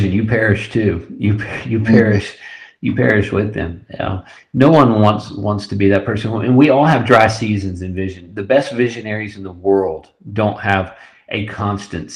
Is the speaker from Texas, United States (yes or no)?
yes; West Texas, United States; we grew up in West Texas, Trent and I went to college in West Texas